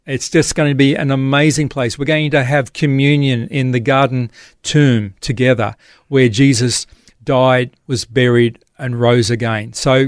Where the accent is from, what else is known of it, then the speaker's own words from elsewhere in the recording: Australia; As an Australian Christian, so what about Israel, the land of promise, and the things that are to come?